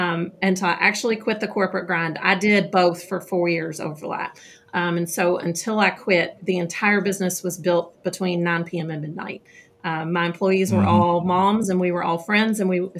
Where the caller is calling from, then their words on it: Kentucky, United States; I am just south of Louisville, Kentucky.